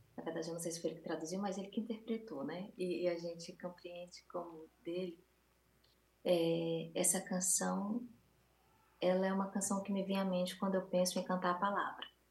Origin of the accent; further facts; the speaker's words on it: Northeast Region, Brazil; eu sou, do Nordeste do Brasil, é, brasileira, da América do Sul